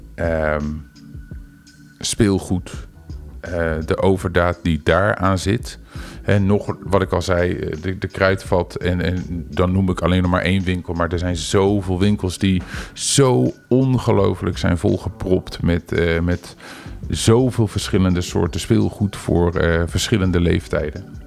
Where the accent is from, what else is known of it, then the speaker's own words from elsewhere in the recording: Netherlands; als Nederlander